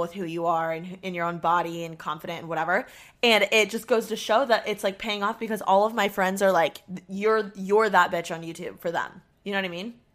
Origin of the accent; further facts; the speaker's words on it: Indiana, United States; moved away; I'm from Indiana